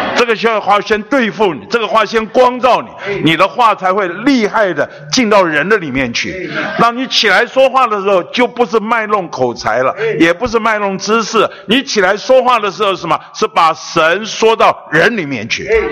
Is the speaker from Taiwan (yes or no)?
yes; Taipei, Taiwan; 我是从小出生在北投